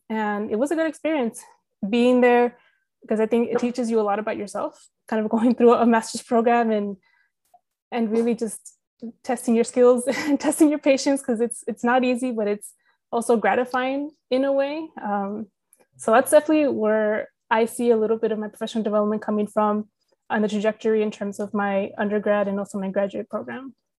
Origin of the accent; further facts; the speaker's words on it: California, United States; moved away as an adult; also born or lived in Texas; now in San Jose, United States; we're both from California